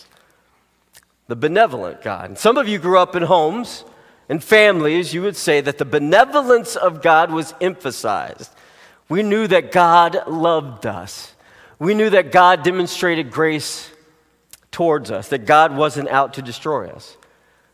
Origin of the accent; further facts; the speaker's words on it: United States; you and I as Americans